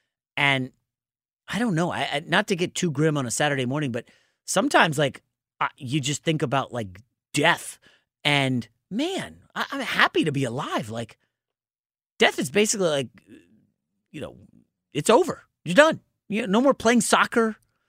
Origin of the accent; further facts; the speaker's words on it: Northeast, United States; I came from the East Coast. I spent my entire life in basically the Northeast.